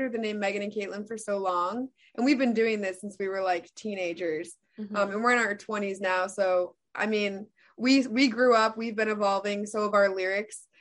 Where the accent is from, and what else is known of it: Chicago, Illinois, United States